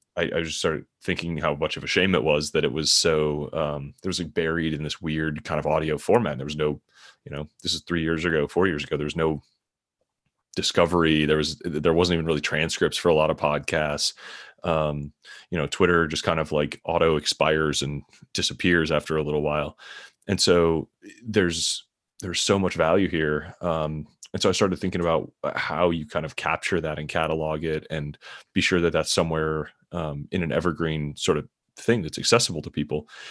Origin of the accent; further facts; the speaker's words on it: just outside Detroit, Michigan, United States; moved away as an adult; also born or lived in San Francisco; now in Kansas City, United States; I grew up in, uh, Michigan, just outside Detroit